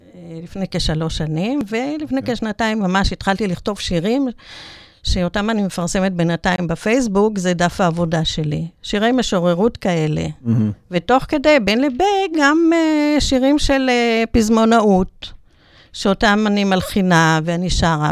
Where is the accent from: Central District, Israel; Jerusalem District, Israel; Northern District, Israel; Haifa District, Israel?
Central District, Israel; Netanya; נולדתי בנתניה